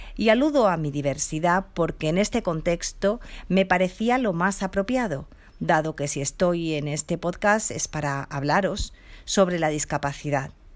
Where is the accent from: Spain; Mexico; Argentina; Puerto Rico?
Spain; Seville, Andalusia; Nací sin discapacidad en Sevilla, ciudad donde resido desde donde os hablo.